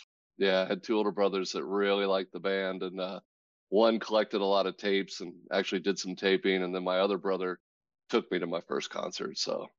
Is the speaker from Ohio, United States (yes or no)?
yes; Cincinnati, Ohio, United States; now in Las Vegas, United States; I'm originally from Cincinnati. Yeah, and I moved out here in the 80s